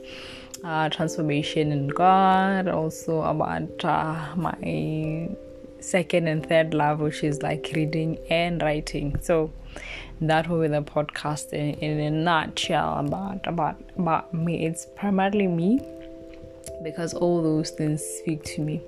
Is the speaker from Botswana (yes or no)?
yes; Botswana; I'm from Botswana, Africa, Southern Africa, just close to South Africa.